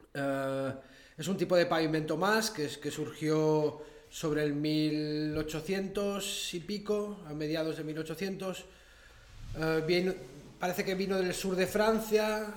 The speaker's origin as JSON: {"language": "Spanish", "country": "Andorra", "tie": "born or raised there", "said": "Soy nacido en Andorra hace 38 años"}